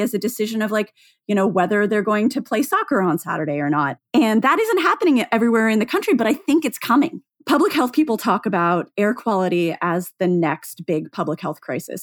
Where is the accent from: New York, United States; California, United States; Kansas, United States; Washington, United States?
Washington, United States; Seattle; growing up in Seattle